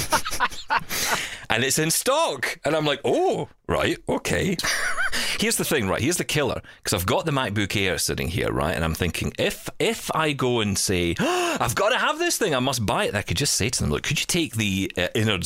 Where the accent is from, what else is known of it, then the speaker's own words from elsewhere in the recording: Glasgow, Scotland, United Kingdom; the centre of Glasgow in my hometown